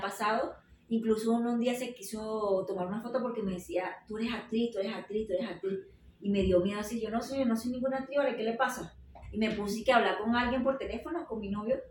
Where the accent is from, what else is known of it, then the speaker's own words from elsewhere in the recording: Venezuela; moved away as an adult; now in Mexico; Por ser venezolana